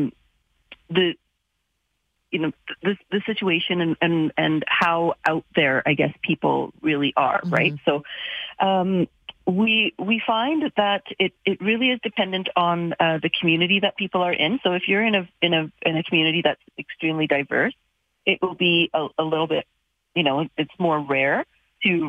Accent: Calgary, Alberta, Canada; who's racialized, born and raised in Calgary

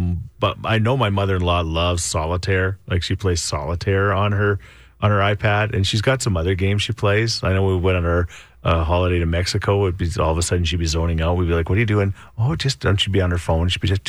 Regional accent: Thorsby, Alberta, Canada; Thorsby. My hometown

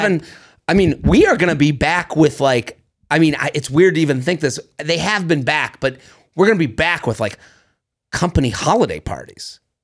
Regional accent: Needham, Massachusetts, United States; I come from Needham, Massachusetts

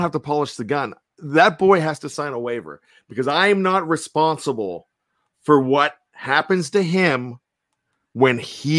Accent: Johnstown, Pennsylvania, United States; We're from Pennsylvania. I know he's Central Pennsylvania. I'm Western, maybe Central Pennsylvania, being Johnstown.

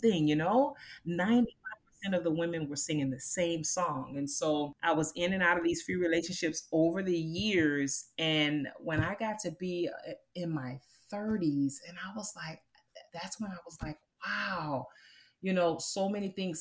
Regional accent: Immokalee, Florida, United States; I grew up in Florida. I'm a Floridian, and so I grew up in a little town called Immokalee, Florida

